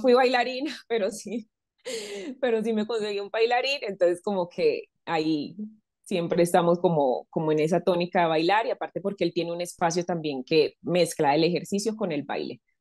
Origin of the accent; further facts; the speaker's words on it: Medellín, Antioquia, Colombia; moved away as an adult; now in Bogotá, Colombia; Medellín es una ciudad muy cálida